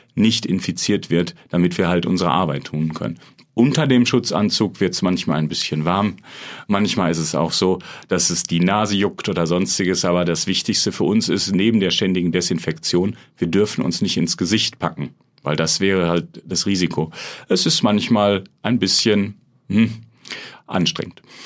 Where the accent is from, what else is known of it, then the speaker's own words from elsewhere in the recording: Dortmund, North Rhine-Westphalia, Germany; also born or lived in Münster; ich bin Dortmunder